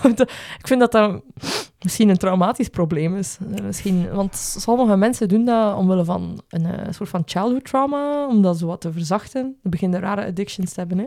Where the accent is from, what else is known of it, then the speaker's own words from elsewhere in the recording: Belgium; als Belgen